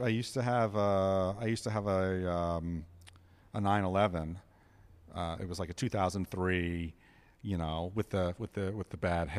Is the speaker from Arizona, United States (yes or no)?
no; New York, United States; Growing up in New York, and I lived with my dad, we didn't cook anything.